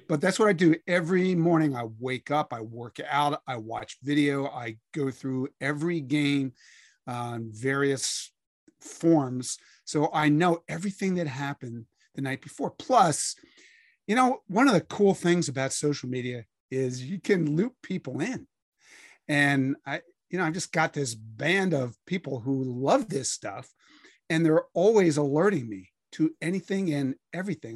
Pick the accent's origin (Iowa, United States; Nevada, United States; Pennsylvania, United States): Pennsylvania, United States; Philadelphia; I grew up in Philadelphia reading, um, a bunch of sports writers who were always trying to make you laugh.